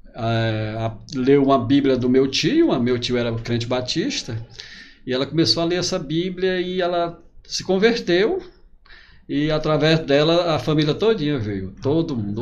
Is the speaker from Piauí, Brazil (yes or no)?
yes; Altos, Piauí, Brazil; also born or lived in Teresina; nasci em Altos, a cidade ali é 40 quilômetros de Teresina, né? E a minha vida foi naquele círculo ali de Altos Teresina, onde eu estudei, trabalhava